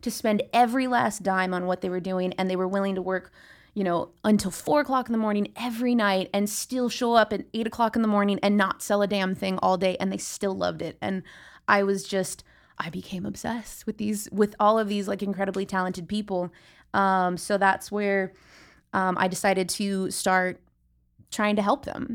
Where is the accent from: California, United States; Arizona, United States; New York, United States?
California, United States; San Diego; also born or lived in Los Angeles; I grew up here in San Diego